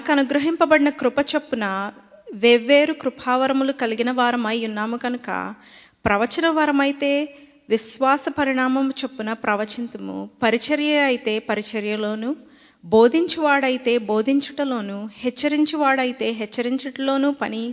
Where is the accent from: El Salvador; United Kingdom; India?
India; first language Telugu; English is a second language; moved away; I grew up in India, born and raised for half my life there. The language that I will be reading the word is my native language called Telugu.